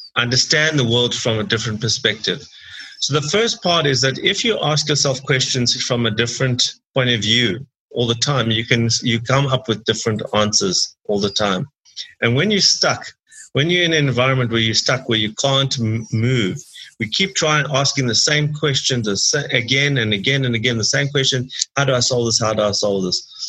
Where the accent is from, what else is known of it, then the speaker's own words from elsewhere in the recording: Durban, KwaZulu-Natal, South Africa; I grew up in Durban in South Africa